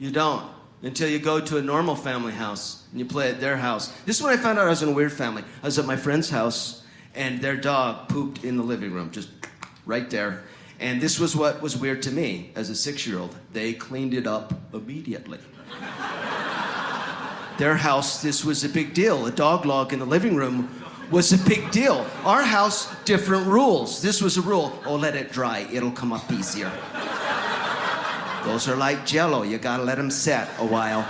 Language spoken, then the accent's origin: English; Mapleton, Utah, United States; here in Mapleton, Utah, where I grew up, they never pronounce the G